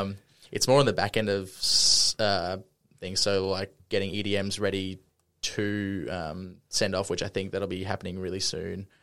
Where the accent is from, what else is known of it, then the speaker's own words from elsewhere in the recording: Brisbane, Queensland, Australia; I'm born and raised in Brisbane.